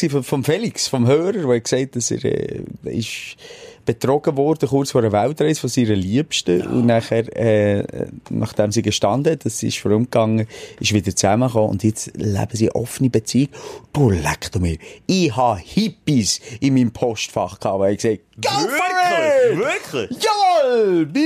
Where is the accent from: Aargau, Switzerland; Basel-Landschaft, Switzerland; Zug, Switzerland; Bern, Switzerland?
Bern, Switzerland; Ein Meeting, gewesen, wo wir als Berner auf Zürich fahren